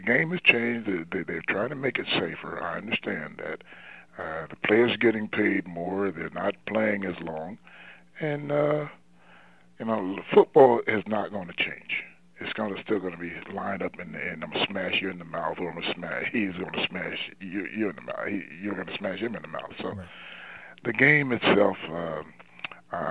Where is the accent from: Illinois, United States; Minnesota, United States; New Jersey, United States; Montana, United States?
New Jersey, United States; Trenton; moved away as an adult; also born or lived in North Carolina; I'm from New Jersey, and the Giants in Philadelphia, between the Giants and Philadelphia, where I live in Trenton, New Jersey